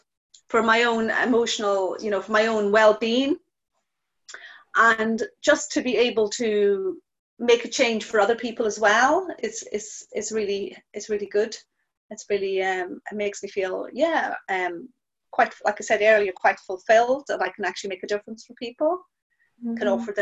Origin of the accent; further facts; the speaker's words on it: Ireland; now in New Haven; being Irish as well